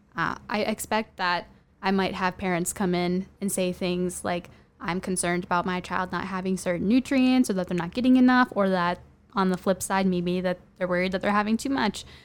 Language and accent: English; Minnesota, United States; I'm from Minnesota.